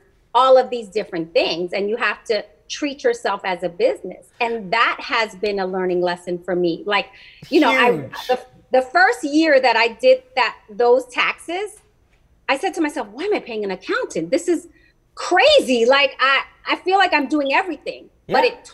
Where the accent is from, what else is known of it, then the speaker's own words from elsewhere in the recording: New York City, New York, United States; I'm proud to say that I'm from the Bronx